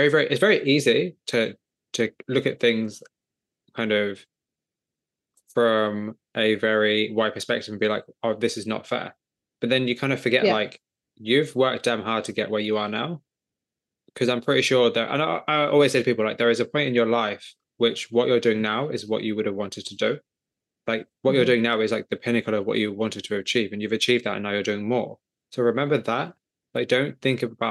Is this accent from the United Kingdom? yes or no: yes; England, United Kingdom; I'm just some guy from England